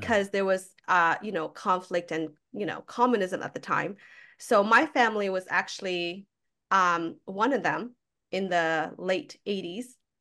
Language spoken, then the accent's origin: English; Toronto, Ontario, Canada; I grew up in Jane and Finch